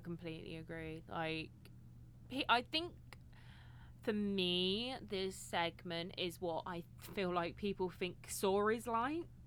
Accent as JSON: {"language": "English", "country": "United Kingdom", "said": "I'm British"}